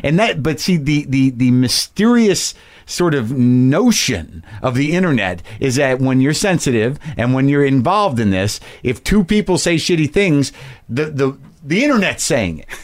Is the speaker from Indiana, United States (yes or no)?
no; New Mexico, United States; I grew up in New Mexico